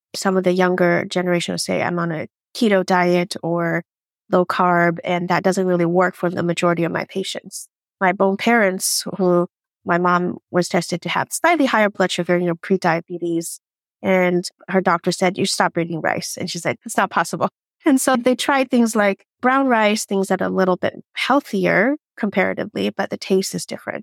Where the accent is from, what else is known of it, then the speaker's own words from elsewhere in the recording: Portland, Oregon, United States; also born or lived in Chengdu, Sichuan, China; now in Washington, United States; when I was nine years old, my parents immigrated to the U S, specifically Portland, Oregon